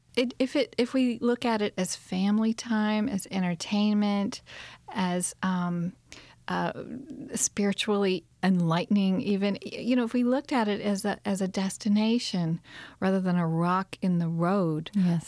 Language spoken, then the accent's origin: English; Kentucky, United States; also born or lived in Tucson, Arizona / southwestern Virginia; now in Virginia, United States; where I grew up in Kentucky